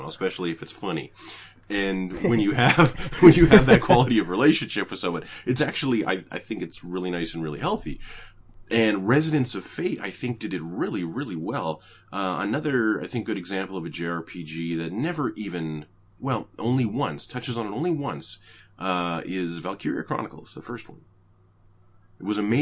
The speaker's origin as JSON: {"language": "English", "country": "Canada", "tie": "born or raised there", "said": "I was raised in Canada."}